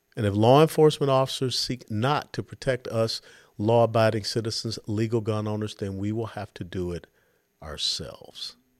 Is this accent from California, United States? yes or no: no; Atlanta, Georgia, United States; I was born and raised in Atlanta, Georgia